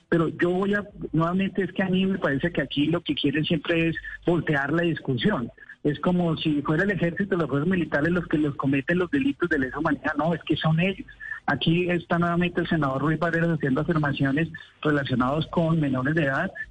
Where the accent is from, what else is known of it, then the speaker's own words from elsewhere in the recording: Colombia; yo me hago como, como colombiano